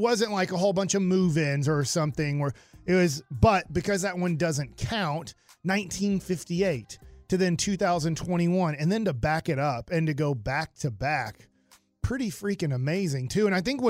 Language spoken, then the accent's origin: English; Duncanville, Texas, United States; And I know I'm not from South Oak Cliff, but I feel like I'm from that area. I grew up in Duncanville.